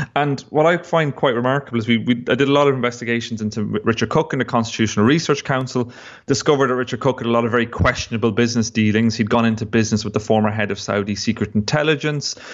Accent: Longford, Leinster, Ireland; where I was growing up in Longford

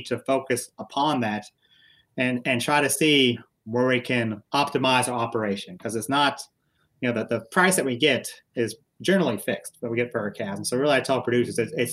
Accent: United States; I was originally born and raised in Mercer County, grew up on a small registered Angus farm

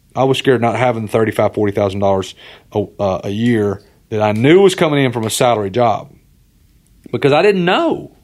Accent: Alabama, United States; moved away as an adult; also born or lived in North Carolina; now in Tennessee, United States; I grew up in Alabama.

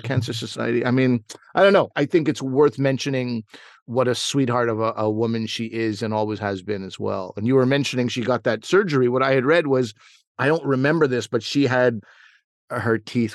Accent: South Shore of Montreal, Quebec, Canada; in the South Shore of Montreal, where I grew up.

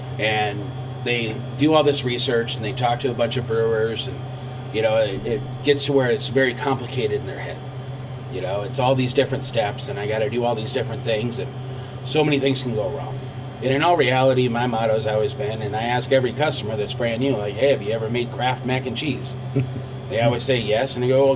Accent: Michigan, United States; now in California, United States; I'm from Michigan

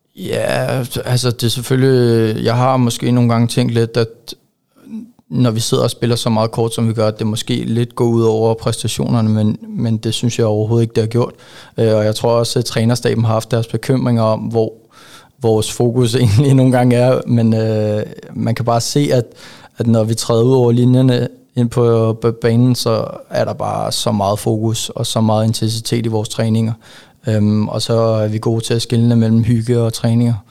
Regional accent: Ejby, Zealand, Denmark; moved away as an adult; also born or lived in Karlslund; now in Silkeborg, Denmark; jeg er jo faktisk vokset op i en øh, meget lille by, øh, som hedder Ejby. Ligger lidt ude for Køge. Øh, og der har jeg haft de første 13, 14, 14 år af mit liv

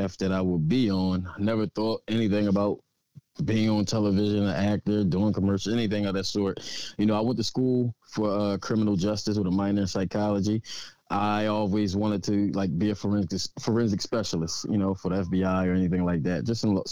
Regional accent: Philadelphia, Pennsylvania, United States; also born or lived in Frankford, Philadelphia; born and raised in West Philadelphia.

